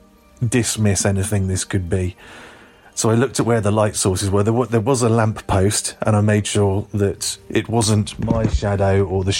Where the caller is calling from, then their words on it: Glastonbury, South West England, United Kingdom; I'm calling from Glastonbury in southwest England